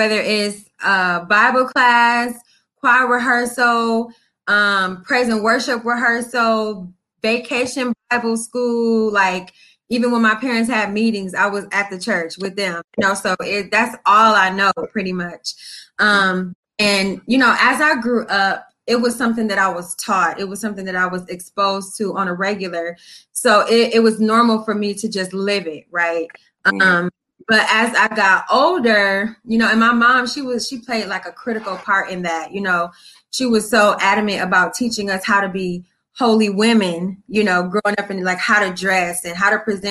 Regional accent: Toledo, Ohio, United States; moved away as an adult; now in Columbus, United States; So I'm from Toledo, Ohio, raised there, born there, but I currently live in Columbus, Ohio.

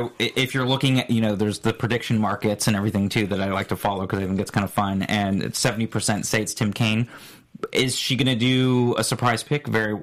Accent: Florida, United States; born or raised there; moved away

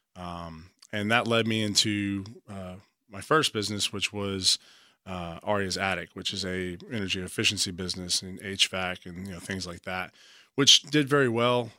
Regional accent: Beaumont, Texas, United States; moved away as an adult; also born or lived in Galveston, Texas / Maryland / Virginia; I'm a Texas boy, uh, born and raised. Uh, I've lived all throughout the country, but it definitely started, I was born in Beaumont, Texas.

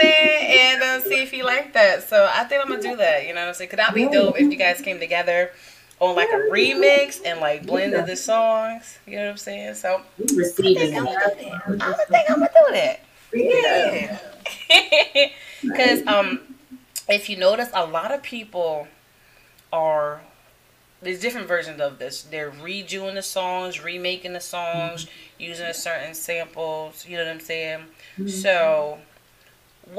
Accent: Connecticut, United States; moved away; I'm originally from Connecticut.

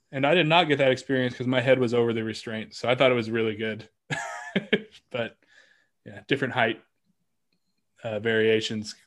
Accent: Kansas City, United States; I'm from Kansas City

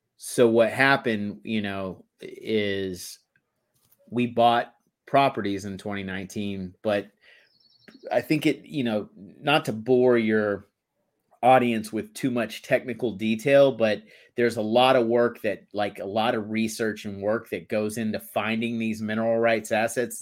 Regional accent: Texas, United States; moved away as an adult; I grew up in Texas

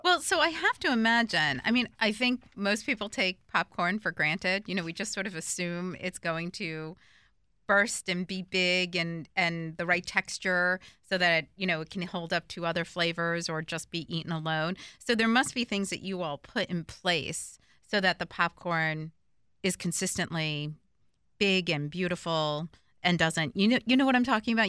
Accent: northern New Jersey, United States; I'm from New Jersey, but I'm from the north part of New Jersey

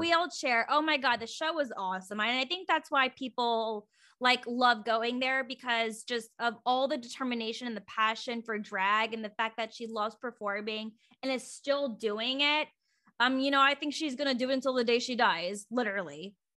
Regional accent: Virginia, United States; now in Oregon, United States; I'm from Virginia, and so, but I, I live in Oregon now

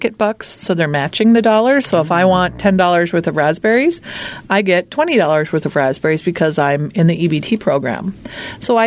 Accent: St. Paul, Minnesota, United States; now in Little Falls, United States; I'm from St. Paul

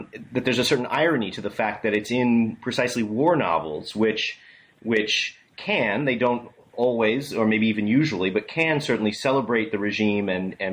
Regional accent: United States; as an American citizen

